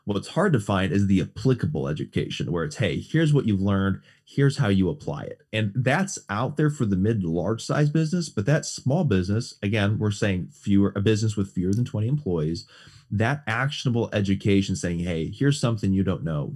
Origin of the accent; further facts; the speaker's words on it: West Bend, Wisconsin, United States; moved away; also born or lived in Mequon; Born and raised in Southeast Wisconsin, West Bend, and Mequon